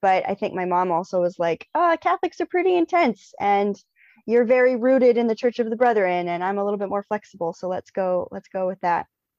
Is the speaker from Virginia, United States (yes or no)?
yes; Shenandoah Valley, Virginia, United States; moved away as an adult; now in Baltimore, United States; I am originally from the Shenandoah Valley, Virginia area. Moved up here into Baltimore for grad school